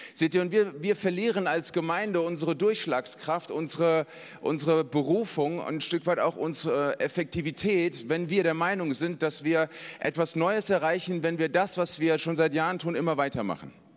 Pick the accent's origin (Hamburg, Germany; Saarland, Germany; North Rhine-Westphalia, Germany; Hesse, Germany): Hesse, Germany; Ich bin ein Hesse